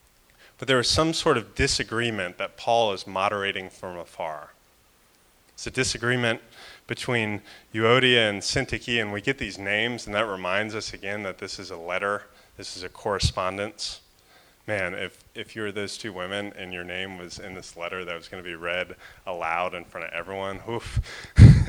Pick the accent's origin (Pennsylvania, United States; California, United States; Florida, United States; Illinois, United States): Florida, United States; I'm from Florida